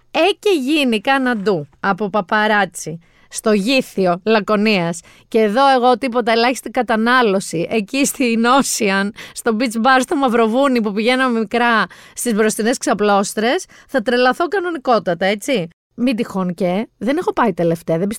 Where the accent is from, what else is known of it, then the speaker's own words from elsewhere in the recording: Peloponnese, Greece; γιατί έτσι λέμε στο χωριό μου στη Μάνη, so long beaches λέμε. Τώρα που λέω Μάνη παιδιά, ε, μας έχει βρει ένα κακό Γιάννη μας εκεί κάτω.